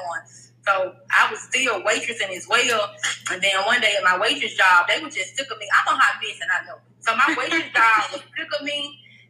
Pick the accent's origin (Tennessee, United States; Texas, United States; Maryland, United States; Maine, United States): Tennessee, United States; Memphis; moved away as an adult; now in Atlanta, United States; I am from Memphis, Tennessee, but I have been living in Atlanta for 4 years. I moved from Memphis.